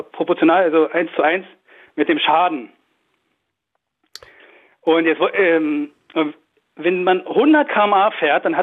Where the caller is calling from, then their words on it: Berlin, Germany; Äh, Wedding.